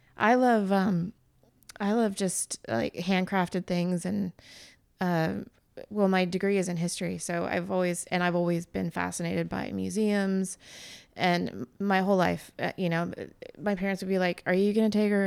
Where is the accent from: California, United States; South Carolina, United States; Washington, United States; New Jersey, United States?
California, United States; we're from California